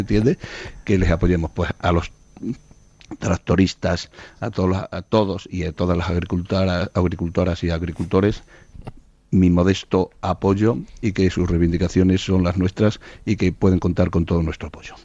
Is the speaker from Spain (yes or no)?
yes; Trujillo, Extremadura, Spain; moved away; que además es de mi pueblo, de Trujillo